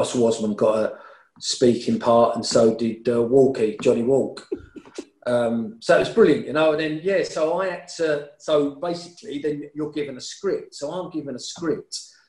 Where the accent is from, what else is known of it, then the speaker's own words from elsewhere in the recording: London, United Kingdom; I'm from East Ham